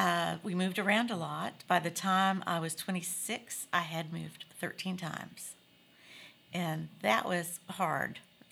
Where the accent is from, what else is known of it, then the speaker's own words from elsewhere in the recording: Missouri, United States; I grew up in Missouri.